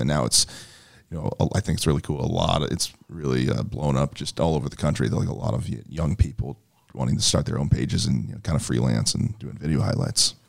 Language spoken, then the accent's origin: English; St. Louis County, Missouri, United States; I grew up in Saint Louis County